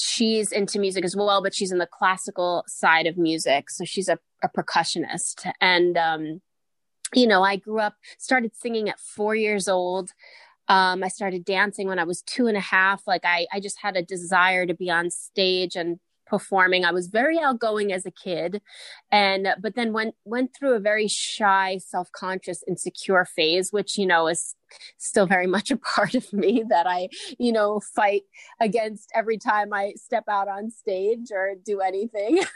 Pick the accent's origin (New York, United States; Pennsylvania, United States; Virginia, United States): New York, United States; New York City; I grew up in Howard Beach, Queens, New York